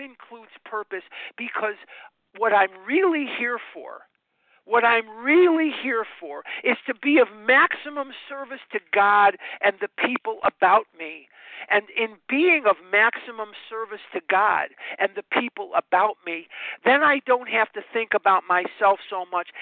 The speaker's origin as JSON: {"language": "English", "town": "Chicago", "region": "Illinois", "country": "United States", "tie": "born or raised there", "moved": "yes", "lives_now": "Scottsdale, United States", "said": "I am born and raised in Chicago, but I now live in Scottsdale, Arizona"}